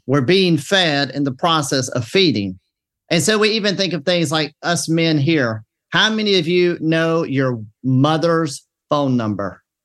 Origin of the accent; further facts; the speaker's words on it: the South, Southern United States, United States; I'm a Southerner